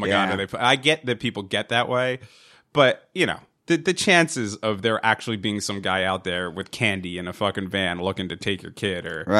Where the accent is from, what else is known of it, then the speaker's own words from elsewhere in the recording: New Jersey, United States; Now, we've, how many hundreds of children do we know that grew up in our area that we grew up in Central Jersey?